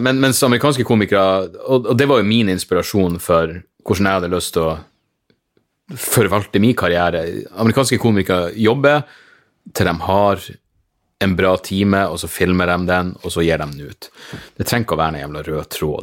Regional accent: Narvik, Nordland, Norway; jeg vokste opp i Narvik

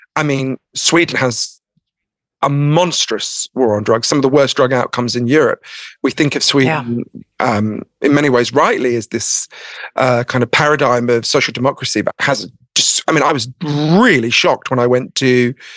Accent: United Kingdom; I'm too British

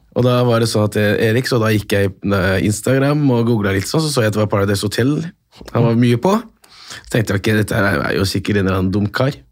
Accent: Oslo, Norway; vi vokste opp da på Bislett, så var vi jo eh, tre marokkanske familier

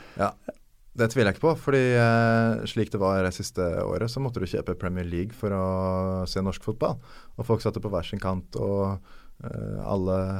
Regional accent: Norway; Som nordmann

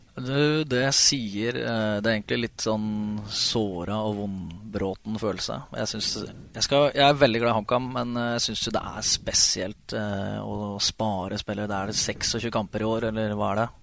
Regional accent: Ridabu, Innlandet, Norway; also born or lived in Hamar; jeg er født på Hamar og oppvokst på Ridabu.

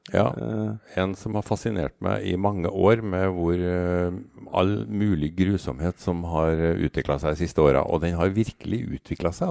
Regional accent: Trøndelag, Norway; jeg er mann fra Trøndelag

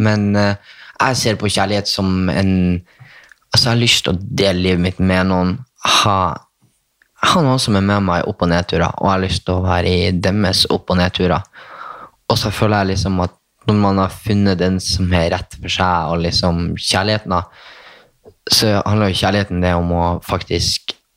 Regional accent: Bodø, Nordland, Norway; accent: nordnorsk; now in Oslo, Norway; Jeg er fra Skivika. Nordsida.

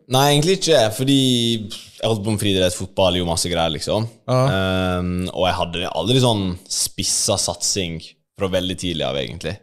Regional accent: Ulsteinvik, Møre og Romsdal, Norway; moved away as an adult; now in Oslo, Norway; bodde jo i Ulsteinvik, der jeg er fra, på Vestlandet, til etter videregående.

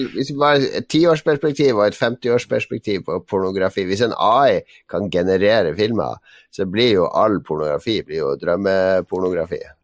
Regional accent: Northern Norway, Norway; vet jo hva vi sier i Nord-Norge

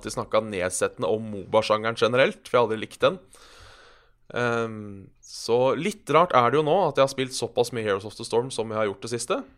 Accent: Hønefoss, Buskerud, Norway; jeg er 28 år, kommer fra Oslo. Nei, jeg gjør ikke det heller. Jeg kommer fra Hønefoss.

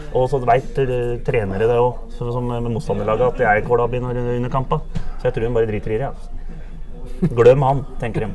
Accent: Blaker, Akershus, Norway; jeg er oppvokst på Blakker

